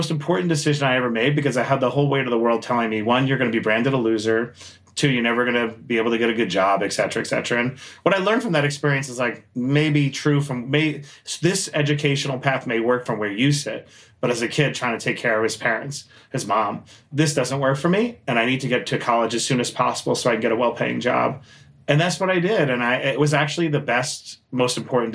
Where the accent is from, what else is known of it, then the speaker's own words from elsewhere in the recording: New York City, New York, United States; I grew up in Queens, New York, shout out to Queens